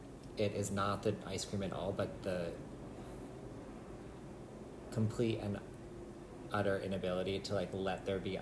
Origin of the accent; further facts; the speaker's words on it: Montour Falls, New York, United States; I was born in Montour Falls.